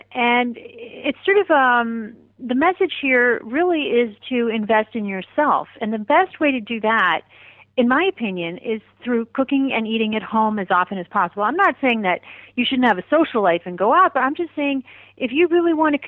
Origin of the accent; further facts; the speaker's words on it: India; born there; I was born in India, so I have a real love for Indian food